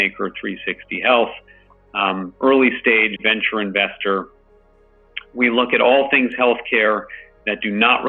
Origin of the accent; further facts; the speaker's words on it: San Francisco, California, United States; growing up in the Bay Area, right near UC San Francisco